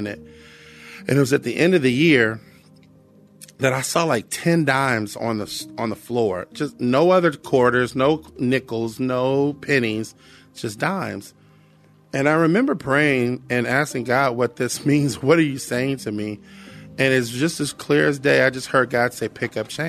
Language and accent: English; Cincinnati, Ohio, United States; I grew up in Cincinnati, Ohio